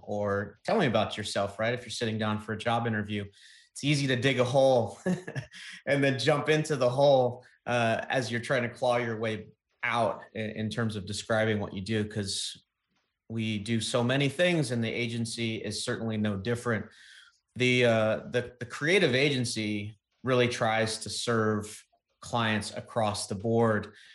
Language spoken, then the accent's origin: English; East Coast, United States; growing up on the East Coast